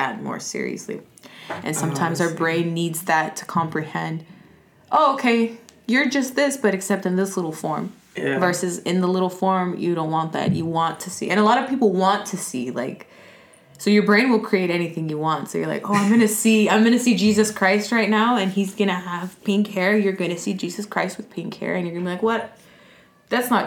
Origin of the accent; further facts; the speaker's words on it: Los Angeles, California, United States; I'm from Los Angeles. Born and raised? Born and raised on Venice Beach